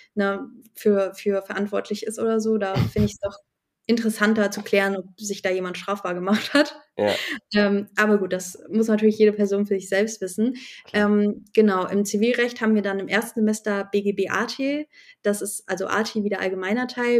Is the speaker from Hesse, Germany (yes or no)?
yes; Hesse, Germany; bei uns in Hessen